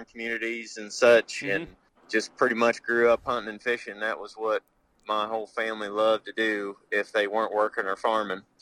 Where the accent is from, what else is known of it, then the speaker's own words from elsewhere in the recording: Paris, Missouri, United States; I'm from Northeast Missouri. I grew up in a little town called Paris. Okay. Uh, with about 900 people in it. I graduated high school with 38